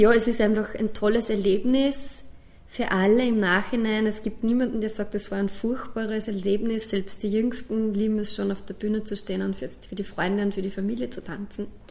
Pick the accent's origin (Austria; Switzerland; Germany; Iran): Austria; Bad Hall, Upper Austria; also born or lived in Kirchdorf an der Krems; im Batal, da wo ich aufgewachsen bin